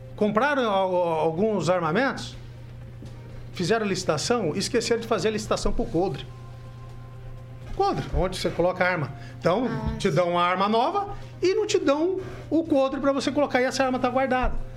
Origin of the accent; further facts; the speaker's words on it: Cornélio Procópio, Paraná, Brazil; Eu fui criado em Cornélio Procópio